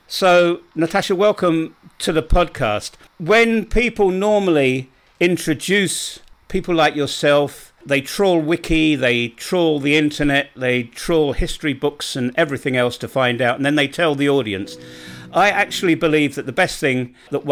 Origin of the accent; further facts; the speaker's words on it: London, United Kingdom; I was born in London. I've been living back in England now for decades